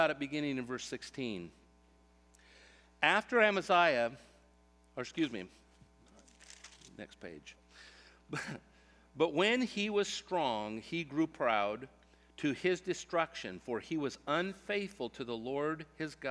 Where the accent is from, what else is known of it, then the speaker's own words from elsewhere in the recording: Central California, United States; growing up in Central California, around agriculture